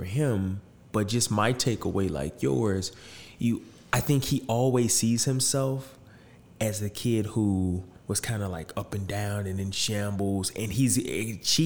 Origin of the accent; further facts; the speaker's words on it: St. Louis, Missouri, United States; growing up in St. Louis City